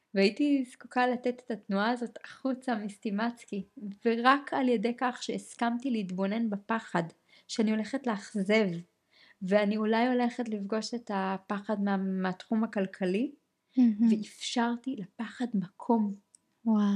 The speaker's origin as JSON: {"language": "Hebrew", "country": "Israel", "said": "בחברה הישראלית, לעומת זאת, כישראלים"}